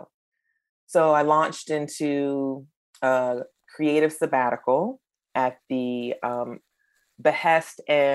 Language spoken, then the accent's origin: English; Eastern North Carolina, United States; my hometown in Eastern North Carolina